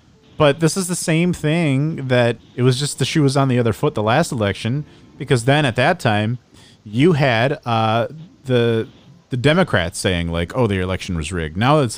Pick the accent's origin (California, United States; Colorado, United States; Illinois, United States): Illinois, United States; Chicago; I was born and raised in the city.